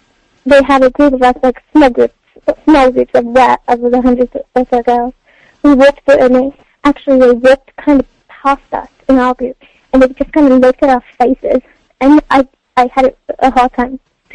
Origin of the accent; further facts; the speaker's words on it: Oxford, South East England, United Kingdom; I was like … I'm from Oxford.